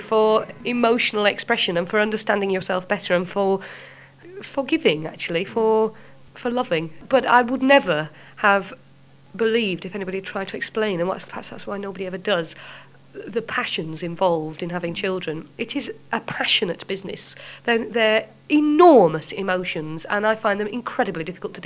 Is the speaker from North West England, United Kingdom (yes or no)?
no; Yorkshire and the Humber, United Kingdom; accent: Yorkshire; I'm from Yorkshire and proud of it